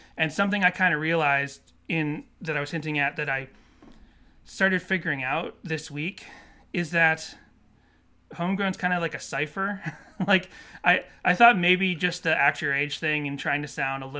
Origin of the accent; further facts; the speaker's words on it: California, United States; we're kind of already sort of like them because we're from SoCal as well.